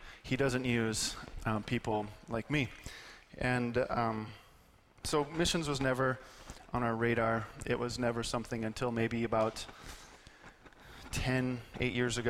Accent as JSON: {"language": "English", "country": "United States", "moved": "as an adult", "lives_now": "Chad", "said": "we're American"}